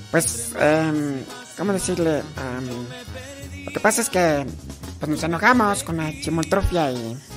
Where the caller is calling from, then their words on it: Guanajuato, Mexico; Este, hablo de acá de... De... De los órganos Guanajuato.